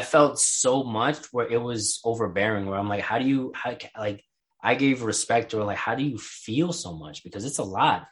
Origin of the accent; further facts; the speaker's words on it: New York City, New York, United States; growing up in New York